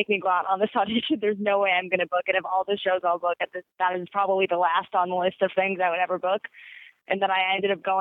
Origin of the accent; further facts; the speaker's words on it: Sacramento, California, United States